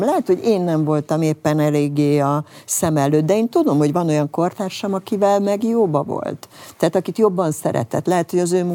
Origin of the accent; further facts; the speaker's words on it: Hungary; mi nem franciák vagyunk